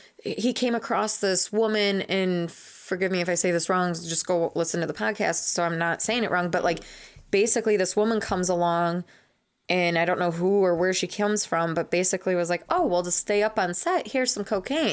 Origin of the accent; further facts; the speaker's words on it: Wisconsin, United States; Wisconsin. We cannot. We need to sit in AC. We cannot sit in the Texas sun and heat.